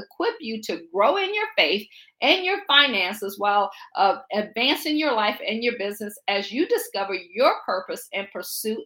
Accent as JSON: {"language": "English", "town": "Akron", "region": "Ohio", "country": "United States", "tie": "born or raised there", "also_born_or_lived": "Baltimore / Pittsburgh", "moved": "as an adult", "lives_now": "Washington, D.C., United States", "said": "I grew up in the Akron area, as they said, just a kid from Akron."}